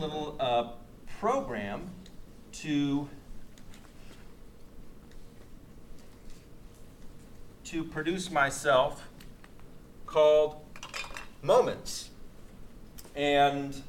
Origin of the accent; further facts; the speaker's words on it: Moss Beach, California, United States; I grew up in Moss Beach by Half Moon Bay